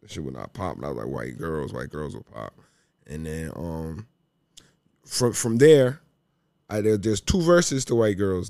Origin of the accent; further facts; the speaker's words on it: Cambridge, Massachusetts, United States; now in Los Angeles, United States; I'm from Cambridge, Massachusetts, which is, like, right outside Boston.